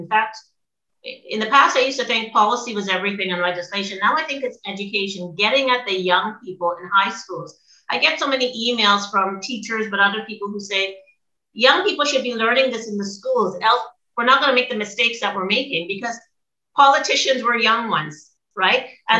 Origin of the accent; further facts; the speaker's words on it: Nova Scotia, Canada; now in Ontario, Canada; I'm in Ontario right now, but I'm from Nova Scotia and I had no idea this was happening.